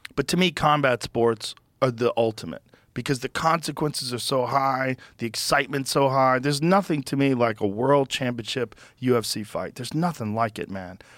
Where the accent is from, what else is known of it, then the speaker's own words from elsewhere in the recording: Newton, Massachusetts, United States; also born or lived in Boston; I grew up in Newton